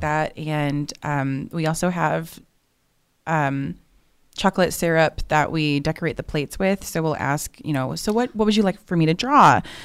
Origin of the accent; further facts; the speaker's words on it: Chicago, Illinois, United States; now in Norman, United States; I'm originally from the Chicagoland area